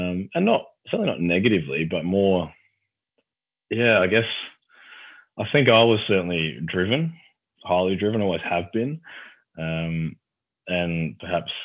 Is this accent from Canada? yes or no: no; Highbury, South Australia, Australia; also born or lived in Whyalla / Port Pirie; Grew up in Highbury and was actually born in Wyala